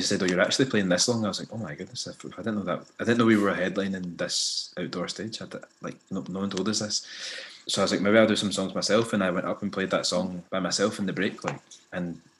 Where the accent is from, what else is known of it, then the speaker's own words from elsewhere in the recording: Scotland, United Kingdom; I'd grown up mixed race in Scotland, like with a black parent and a white parent